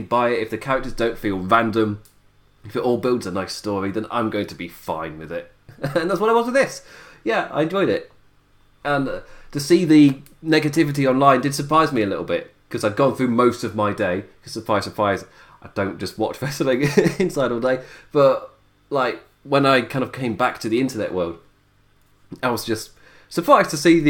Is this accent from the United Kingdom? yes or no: yes; United Kingdom; my UK shores